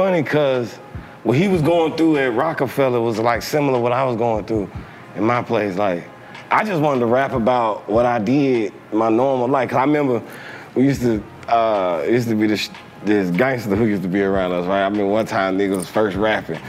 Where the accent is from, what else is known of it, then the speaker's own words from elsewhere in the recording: Atlanta, Georgia, United States; also born or lived in Stone Mountain; I was from Atlanta, but my best friend was from Chicago. So all his peoples was like kind of who raised me